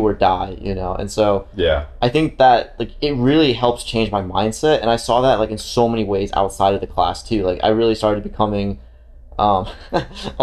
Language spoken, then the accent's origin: English; Romania; now in United States; I'm literally, like, right next to Ukraine. Like, it's my home country